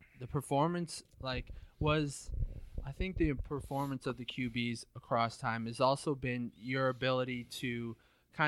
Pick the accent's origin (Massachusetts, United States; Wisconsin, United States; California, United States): Massachusetts, United States; Northbridge; born or raised there